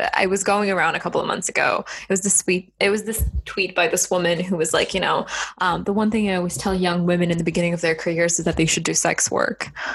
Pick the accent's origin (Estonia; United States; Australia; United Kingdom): Estonia; I'm from the Baltics. I'm from Estonia